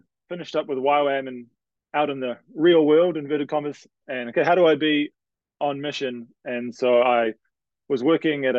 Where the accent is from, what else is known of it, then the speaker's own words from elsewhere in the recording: New Zealand; moved away as an adult; now in Canada; I'm from New Zealand, for those trying to guess my accent